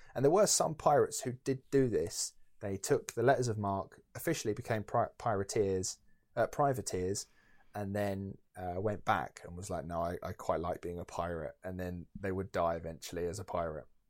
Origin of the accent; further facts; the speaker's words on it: Essex, East of England, United Kingdom; I'm from Essex